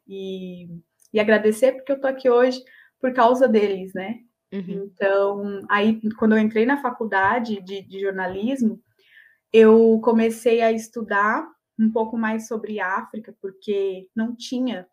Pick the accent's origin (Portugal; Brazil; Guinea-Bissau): Brazil; Olímpia, São Paulo; eu sou de Olímpia, interior de São uhum. Paulo